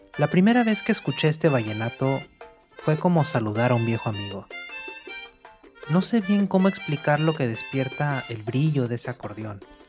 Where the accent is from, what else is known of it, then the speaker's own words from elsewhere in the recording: Monterrey, Nuevo León, Mexico; moved away as an adult; now in New York, United States; Nací en Monterrey, al noreste de México, y hace varios años que me fui a vivir a Nueva York